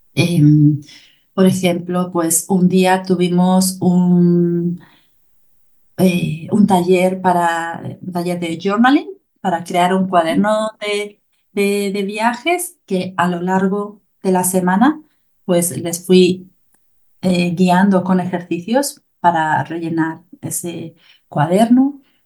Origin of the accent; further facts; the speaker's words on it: Galicia, Spain; Soy de Galicia, Galicia está en el norte de España, en el noroeste de España